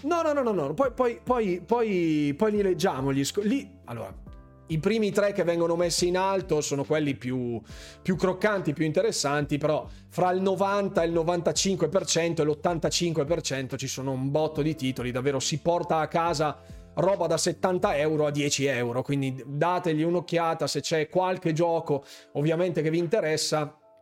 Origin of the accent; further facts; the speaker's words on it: Bergamo, Lombardy, Italy; io sono di Bergamo, lo sapete benissimo, in molti mi dicono ma di che provincia sei? Ecco, l'avevo già detto nella scorsa live, io sono di Bergamo